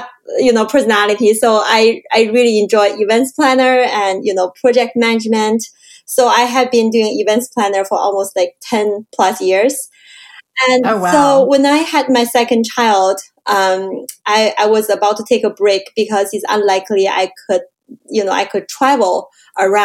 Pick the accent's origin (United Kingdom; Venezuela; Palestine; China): China; moved away as an adult; also born or lived in Canada; now in San Francisco, United States; I grew up in China, and I immigrated to Canada in 2003.